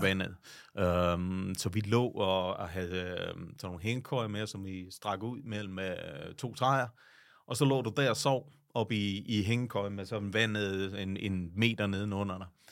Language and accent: Danish; Vejle, Southern Denmark, Denmark; moved away as an adult; also born or lived in New York / Italy; jeg er født og opvokset lige uden for Vejle